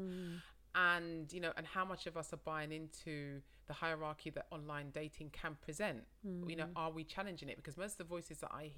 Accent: London, United Kingdom; I said I was from London

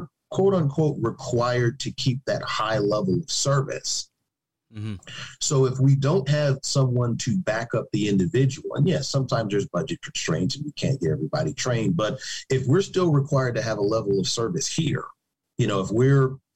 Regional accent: Chicago, Illinois, United States; I'm from Chicago

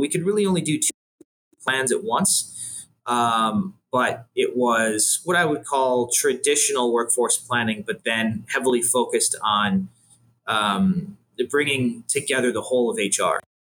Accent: Buffalo, New York, United States; moved away as an adult; also born or lived in Washington, D.C.; now in Cleveland, United States; I grew up in Buffalo, New York.

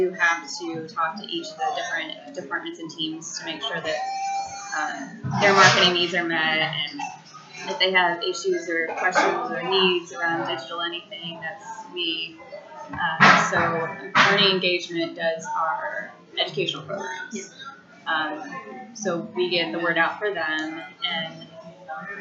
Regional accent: Michigan, United States; moved away as an adult; now in Charlotte, United States; originally I'm from Michigan. Moved in 2008

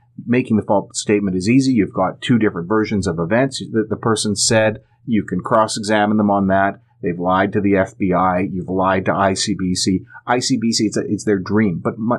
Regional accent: Alberta, Canada; now in British Columbia, Canada; I moved here from Alberta, the land of the free. And I still feel that I'm separated from my homeland

